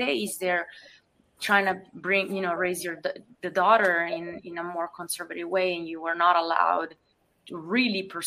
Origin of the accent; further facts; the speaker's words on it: Italy; now in United States; growing up in Italy, I love my native country